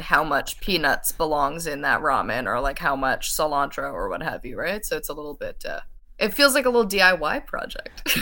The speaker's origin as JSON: {"language": "English", "town": "St. John's", "region": "Newfoundland and Labrador", "country": "Canada", "tie": "born or raised there", "said": "grew up in Saint John's, Newfoundland"}